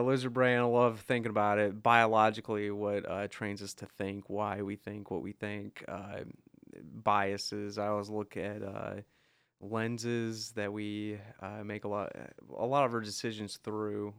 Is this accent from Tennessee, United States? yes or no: yes; Crossville, Tennessee, United States; growing up in Crossville